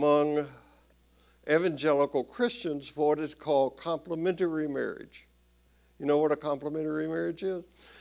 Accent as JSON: {"language": "English", "region": "Tennessee", "country": "United States", "tie": "born or raised there", "said": "I grew up Southern Baptist in Tennessee"}